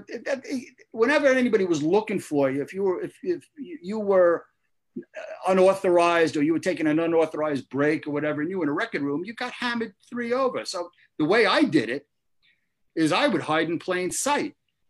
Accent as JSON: {"language": "English", "town": "Brooklyn", "region": "New York", "country": "United States", "tie": "born or raised there"}